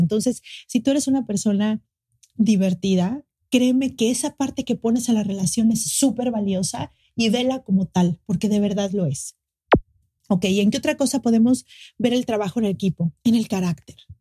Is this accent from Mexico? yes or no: yes; Mexico City, Mexico; now in Cancún, Mexico; soy de la Ciudad de México, pero ahora vivo en Cancún